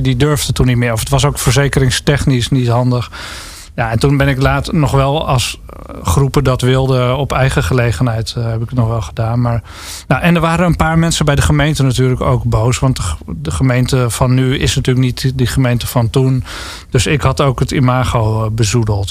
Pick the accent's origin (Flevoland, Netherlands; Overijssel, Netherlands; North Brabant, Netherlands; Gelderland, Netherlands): Flevoland, Netherlands; Lelystad; moved away; ook een stad trouwens. Waar ik dan ben opgegroeid